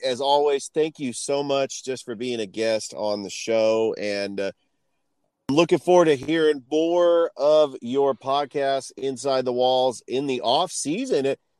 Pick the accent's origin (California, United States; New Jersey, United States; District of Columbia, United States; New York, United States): California, United States; San Francisco Bay Area; I'm from the San Francisco Bay Area.